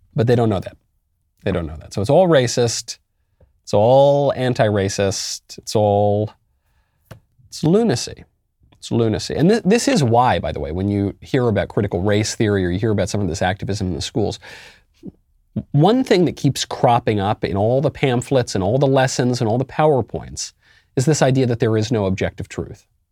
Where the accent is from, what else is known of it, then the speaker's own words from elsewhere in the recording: New York City, New York, United States; as a New Yorker.